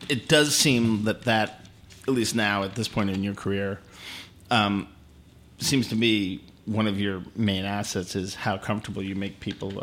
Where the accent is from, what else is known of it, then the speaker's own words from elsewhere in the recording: Houston, Texas, United States; I was born in Houston